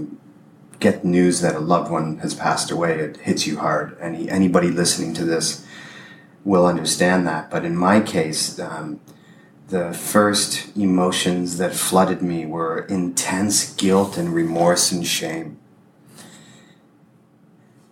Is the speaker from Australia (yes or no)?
no; Windsor, Ontario, Canada; moved away as an adult; We drove to my hometown, Windsor.